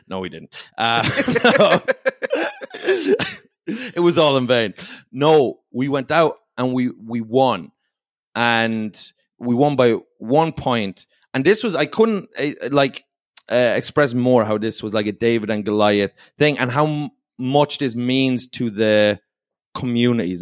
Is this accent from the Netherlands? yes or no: no; Ireland; I'm from Ireland. So I I grew up playing a sport called hurling